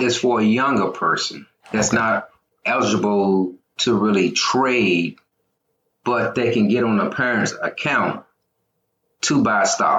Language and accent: English; Wilson, North Carolina, United States; moved away as an adult; now in Beltsville, United States; Originally, I'm from the Carolinas. I'm from Wilson, North Carolina. Mm-hmm. They call it Wide Awake Wilson. That's where I'm from.